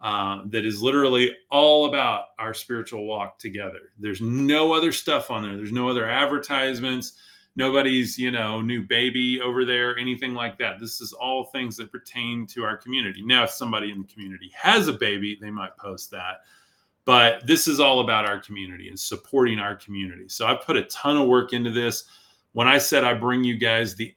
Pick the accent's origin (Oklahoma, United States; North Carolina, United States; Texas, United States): Texas, United States; Amarillo; Amarillo is my hometown